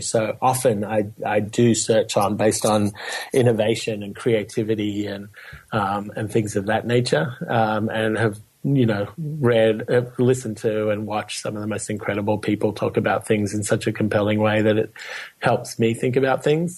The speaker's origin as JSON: {"language": "English", "town": "Melbourne", "region": "Victoria", "country": "Australia", "tie": "born or raised there", "moved": "yes", "said": "growing up in Melbourne, Australia"}